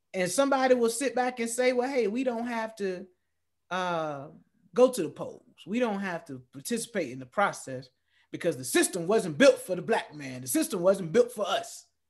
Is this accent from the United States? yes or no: yes; Norfolk, Virginia, United States; I was born in Depot Hospital in Norfolk, Virginia